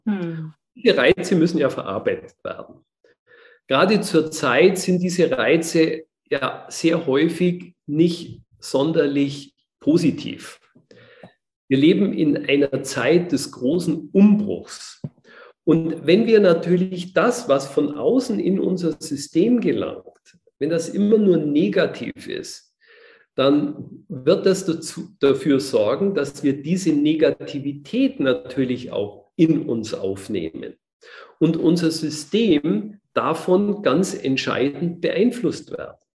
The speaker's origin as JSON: {"language": "German", "country": "Germany", "said": "bei uns in Deutschland"}